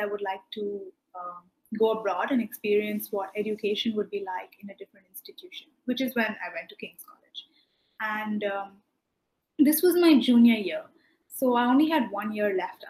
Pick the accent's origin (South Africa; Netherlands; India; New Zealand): India; moved away as an adult; also born or lived in London / Maine; I'm from India